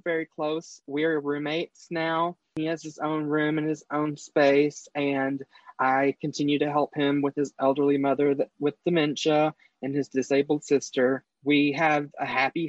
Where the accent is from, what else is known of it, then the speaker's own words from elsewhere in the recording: North Texas, United States; moved away as an adult; now in Eastern Kentucky, United States; I'm originally from North Texas. I live in Eastern Kentucky now